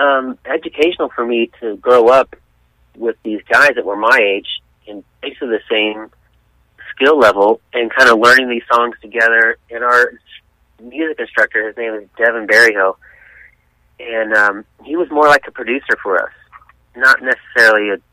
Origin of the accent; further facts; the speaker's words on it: San Diego, California, United States; I'm from San Diego, born and raised there